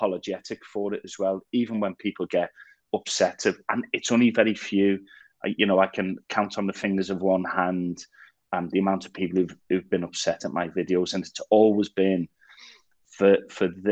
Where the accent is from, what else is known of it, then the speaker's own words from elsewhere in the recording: Liverpool, North West England, United Kingdom; growing up in Liverpool in the 80s, through mass unemployment and all of that type of stuff